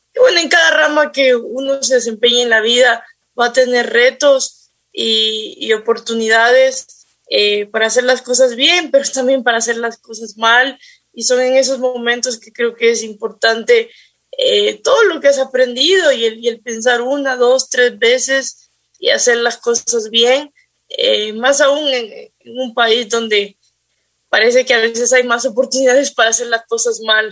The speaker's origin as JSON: {"language": "Spanish", "town": "Quito", "region": "Pichincha", "country": "Ecuador", "said": "yo soy de, de Quito"}